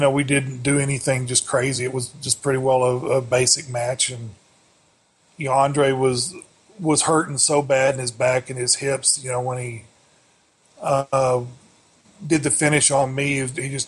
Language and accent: English; Amarillo, Texas, United States; I grew up in Amarillo, Texas